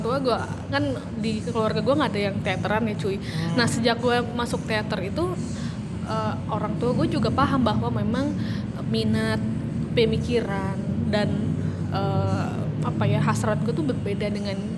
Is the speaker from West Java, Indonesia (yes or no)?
yes; Garut, West Java, Indonesia; sejak SMA by the way di Garut